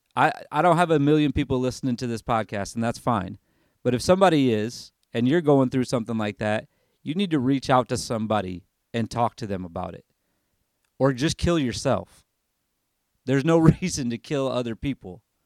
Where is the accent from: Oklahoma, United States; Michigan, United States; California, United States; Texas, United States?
Michigan, United States; moved away as an adult; now in Tennessee, United States; I grew up in Michigan